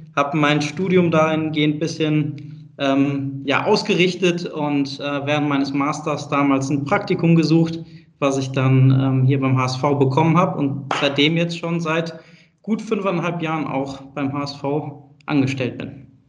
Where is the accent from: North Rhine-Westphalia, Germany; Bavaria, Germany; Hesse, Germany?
North Rhine-Westphalia, Germany; Bonn; Ich bin gebürtiger Bonner, also aus NRW